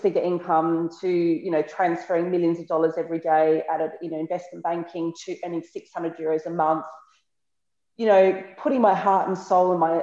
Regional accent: Australia; moved away as an adult; also born or lived in Sydney, Australia / Bolzano, Italy / Naples, Italy; now in Martina Franca, Italy; I'm from Australia

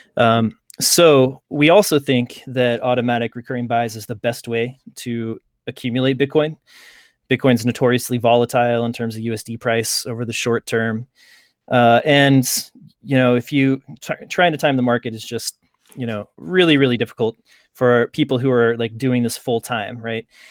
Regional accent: Lawrence, Kansas, United States; I grew up just outside of Kansas City in, uh, Lawrence, Kansas

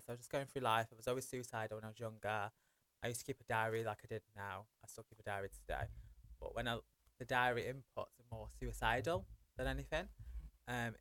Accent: Manchester, North West England, United Kingdom; I grew up in Old Trafford.

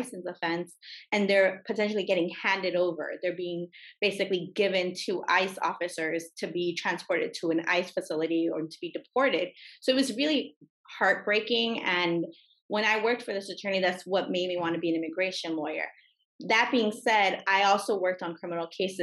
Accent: Los Angeles, California, United States; I was raised in California, in Los Angeles.

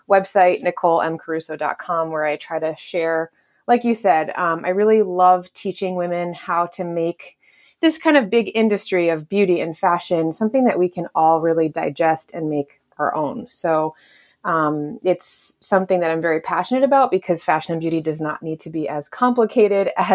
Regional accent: Connecticut, United States; moved away as an adult; also born or lived in Texas / New York; where I grew up in Connecticut, closer to New York City

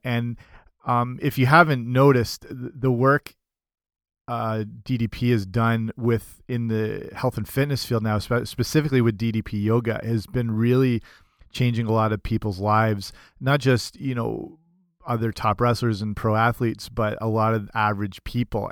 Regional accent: Canada; I'm I'm Canadian

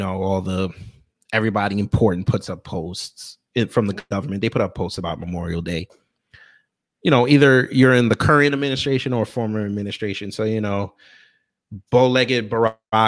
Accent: Jamaica; I'm Jamaican.

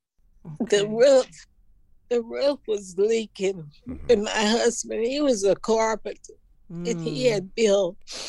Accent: Taft, United States; My mother, and my father, you know, they taught me love. I grew up in Taft, and they taught me love.

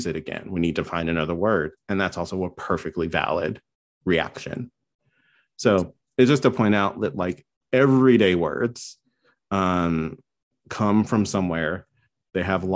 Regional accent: North Carolina, United States; I grew up in North Carolina in the middle of nowhere

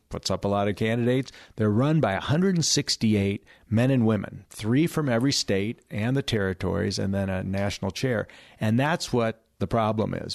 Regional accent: California, United States; my home state of California

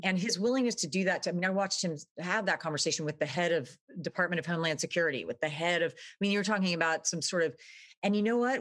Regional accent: Dallas, Texas, United States; moved away as an adult; also born or lived in Austin, Texas / New York City / Venice; I was, uh, born in Texas, actually. I grew up in Dallas

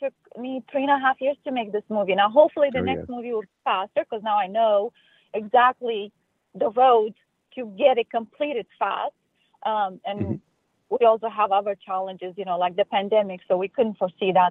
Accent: Moldova; now in United States; I'm originally from Republic of Moldova. It's a smaller country in Eastern Europe

